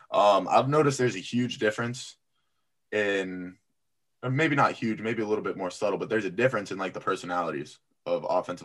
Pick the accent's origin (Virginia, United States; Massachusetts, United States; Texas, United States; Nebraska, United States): Massachusetts, United States; Boston; born there; also born or lived in Florida / Apex, North Carolina; I was born up here in Boston before going. I went to high school in Florida, but in between I lived in Apex, North Carolina for like 3 years, just outside of Raleigh.